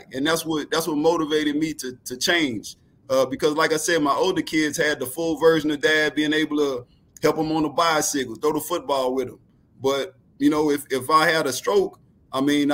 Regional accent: New Orleans, Louisiana, United States; also born or lived in Houston; I'm from New Orleans.

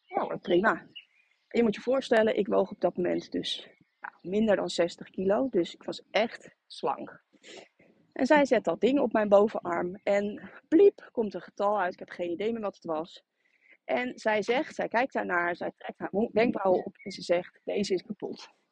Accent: Rotterdam, South Holland, Netherlands; moved away as an adult; now in Harderwijk, Netherlands; En ik kom van oorsprong uit Rotterdam

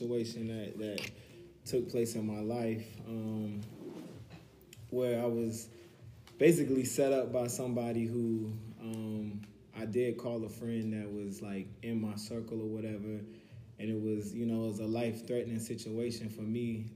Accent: Raleigh, North Carolina, United States; I'm an entertainment lawyer, entrepreneur from Raleigh

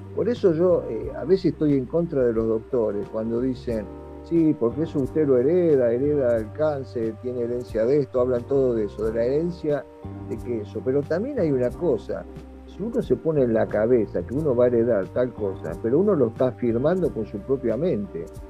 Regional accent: Argentina; Yo soy, por ejemplo, argentino y tengo doble ciudadanía, soy italiano también, por descendencia de mis padres

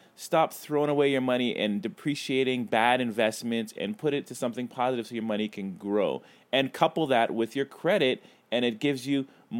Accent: Brooklyn, New York, United States; I am from Brooklyn.

